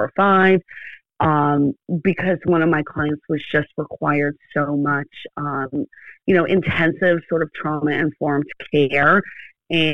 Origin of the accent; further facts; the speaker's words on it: Wilkes-Barre, Pennsylvania, United States; also born or lived in Pittsburgh, Pennsylvania; I am originally from Pennsylvania, so I am still in the state of my birth and upbringing. I'm originally from Wilkes-Barre, Pennsylvania.